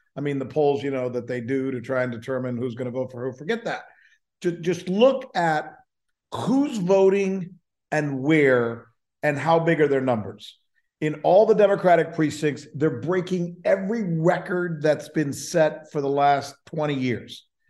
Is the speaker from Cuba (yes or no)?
yes; Cuba; moved away; also born or lived in Minnesota / Orlando; I grew up in Cuba, refugee, grew up super poor in a barrio.